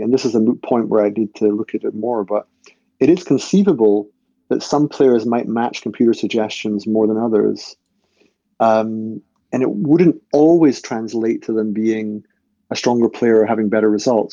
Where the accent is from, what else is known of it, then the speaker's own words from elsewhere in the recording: Scotland, United Kingdom; I'm from Scotland